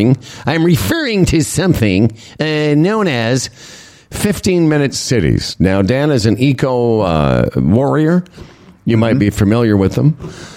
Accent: Moose Jaw, Saskatchewan, Canada; moved away; ever since I moved from Moose Jaw, everywhere I've lived, and I've lived in some big cities, New York, you know, and Los Angeles, Montreal, Toronto, I used to try to explain that to my friends in Moose Jaw.

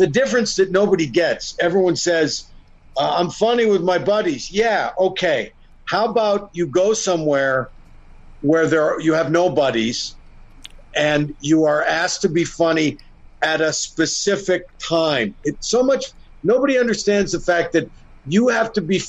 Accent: Sarnia, Ontario, Canada; he's also from my hometown

